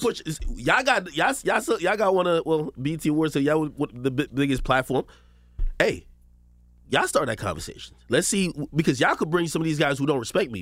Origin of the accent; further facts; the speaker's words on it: Spanish Town, Saint Catherine, Jamaica; now in United States; I was born in Jamaica, Spanish town, Jamaica.